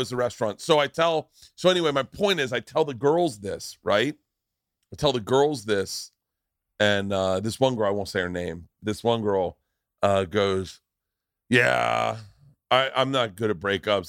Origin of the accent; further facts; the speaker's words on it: Tampa, Florida, United States; moved away; also born or lived in New York; we grew up together in Tampa